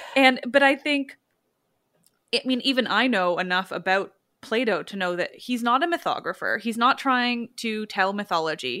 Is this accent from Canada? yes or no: yes; Canada; We do love other Canadians